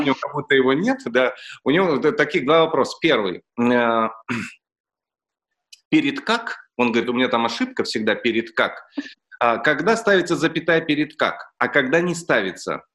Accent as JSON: {"language": "Russian", "country": "Russia", "tie": "born or raised there", "said": "я родился в России"}